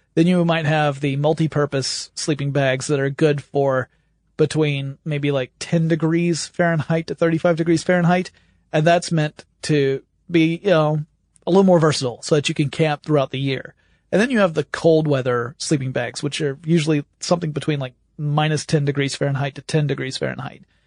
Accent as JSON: {"language": "English", "region": "the South", "country": "United States", "tie": "born or raised there", "said": "You can tell I grew up in the South."}